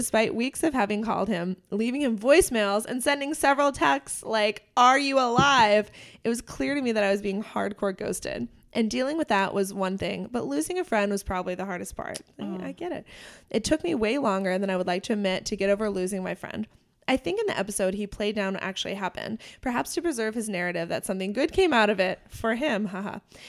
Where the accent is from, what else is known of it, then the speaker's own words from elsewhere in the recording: New York, United States; I'm from New York. So walking into an apartment that size completely baffled me.